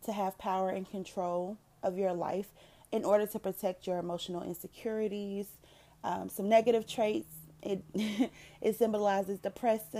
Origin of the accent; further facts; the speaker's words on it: North Carolina, United States; moved away as an adult; now in Dallas-Fort Worth, United States; I currently live in the DFW area, but I was originally born and raised in North Carolina.